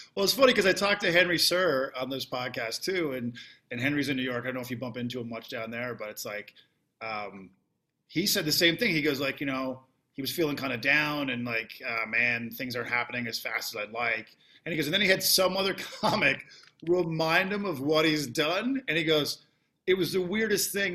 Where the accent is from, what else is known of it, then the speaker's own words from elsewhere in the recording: Canada; now in United States; I am Canadian